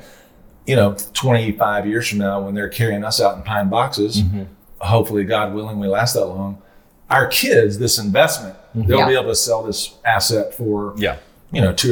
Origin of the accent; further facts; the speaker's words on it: Little Rock, Arkansas, United States; when I was growing up in Little Rock